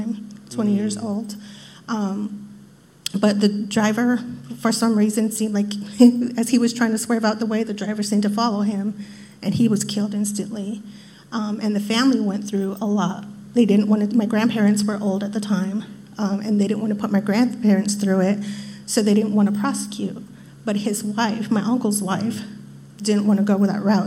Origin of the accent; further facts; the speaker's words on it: New Mexico, United States; moved away as an adult; now in Maryland, United States; I'm originally from New Mexico, and I got stationed at Fort Meade in 94.